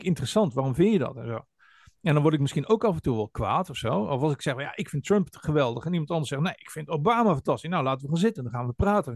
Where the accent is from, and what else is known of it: Netherlands